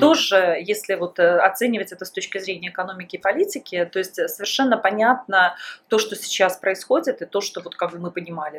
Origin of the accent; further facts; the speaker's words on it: Belarus; moved away as an adult; also born or lived in Russia; в 2001 году я уехала из Беларуси, я уехала вначале в Россию